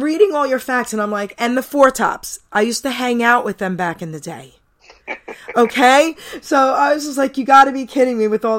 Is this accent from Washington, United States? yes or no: no; New York City, New York, United States; I'm a New Yorker as well. Grew up, born and raised in Long Island City, New York.